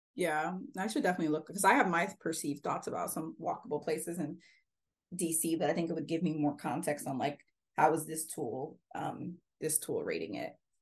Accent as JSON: {"language": "English", "region": "Pacific Northwest", "country": "United States", "tie": "born or raised there", "said": "I grew up in the Pacific Northwest, learned how to compost when I was in third grade"}